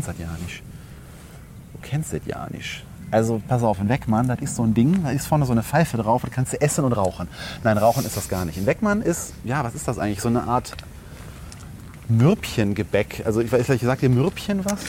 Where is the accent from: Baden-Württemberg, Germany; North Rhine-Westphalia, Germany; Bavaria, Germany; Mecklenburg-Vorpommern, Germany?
North Rhine-Westphalia, Germany; Langenfeld; meiner Heimatstadt